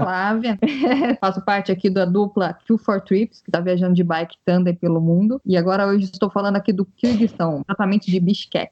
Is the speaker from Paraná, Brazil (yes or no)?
no; Taubaté, São Paulo, Brazil; Sou de Taubaté, Taubaté, Texas, para mais os desconhecidos, né? cidade do Monteiro Lobato, Hebe Camargo.